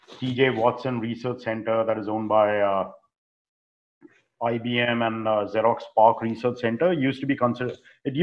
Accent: India; moved away as an adult; also born or lived in North Carolina; now in United States; growing up in India back during those times.

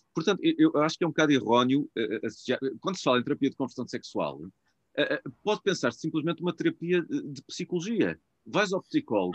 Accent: Portugal; eu também, enquanto português, eu sou português

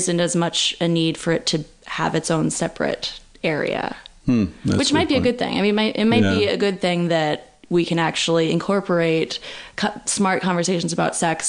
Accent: Berkeley, California, United States; I'm from Berkeley.

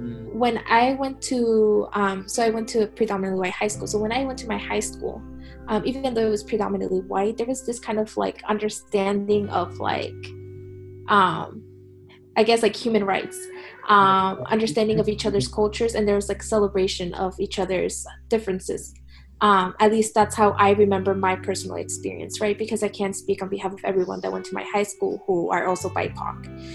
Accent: Bay Area, California, United States; moved away as an adult; I'm from the Bay Area, so it's also, I would consider it like a pretty diverse community.

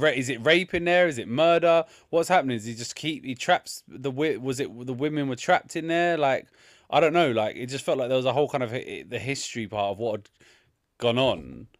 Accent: London, United Kingdom; where I grew up in Southeast London.

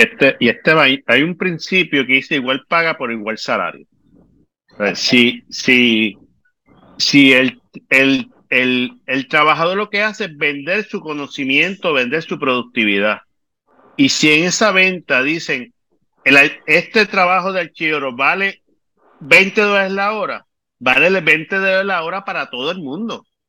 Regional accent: Puerto Rico; como puertorriqueño que soy

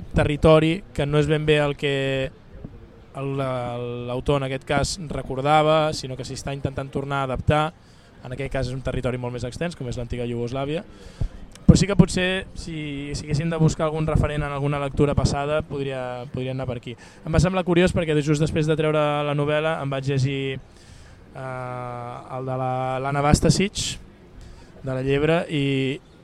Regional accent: Barcelona, Catalonia, Spain; accent: Barcelona; also born or lived in Castellserà; jo no deixo de ser una persona nascuda a Barcelona, que parla de Barcelona, tot i que quan vaig allà canvio l'accent

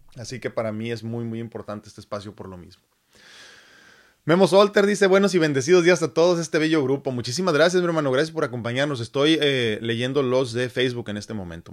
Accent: Mexico City, Mexico; si yo nací en México, Distrito Federal

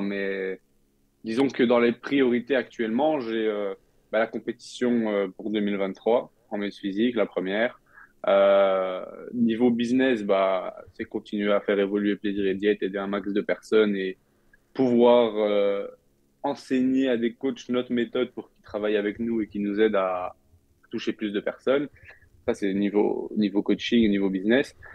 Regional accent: France; now in Canada; on rentre en France pendant une petite période

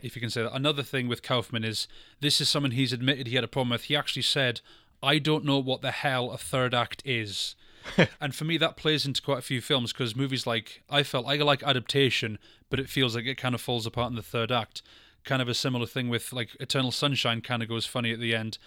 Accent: Scotland, United Kingdom; I'm from Scotland

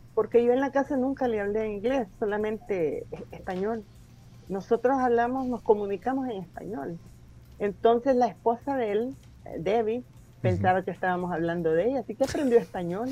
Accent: El Salvador; moved away as an adult; also born or lived in United States; muchos salvadoreños

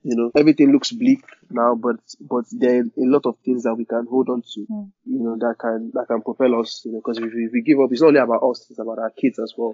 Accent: Nigeria; as Nigerians

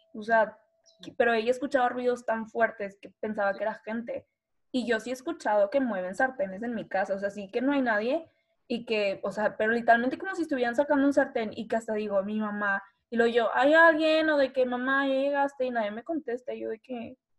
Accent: Reynosa, Tamaulipas, Mexico; soy de Reynosa

